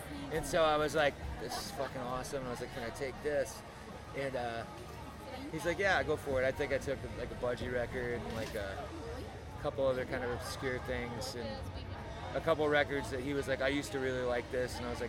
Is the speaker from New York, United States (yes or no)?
no; Peoria, Illinois, United States; born there; also born or lived in Gainesville / Denver / Chicago; I mean, I was born in Peoria, but I've spent some of the most formative years of my life in Gainesville and in Denver and in Chicago.